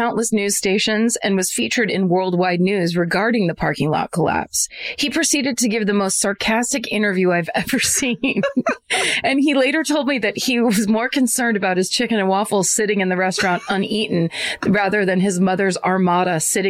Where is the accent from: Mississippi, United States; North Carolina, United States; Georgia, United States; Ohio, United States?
Mississippi, United States; Meridian; But anyway, I'm going to go with I'm from Meridian, Mississippi.